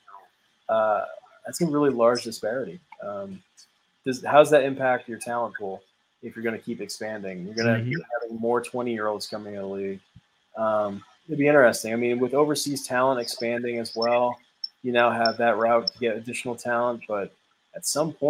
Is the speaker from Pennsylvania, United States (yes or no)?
yes; near Philadelphia, Pennsylvania, United States; moved away as an adult; now in North Carolina, United States; I grew up near Philadelphia